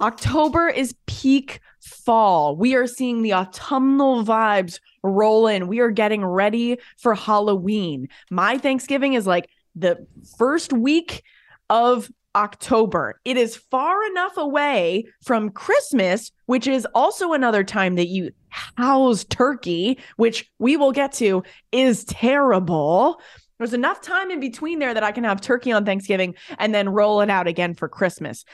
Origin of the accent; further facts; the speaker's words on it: Canada; I'm Canadian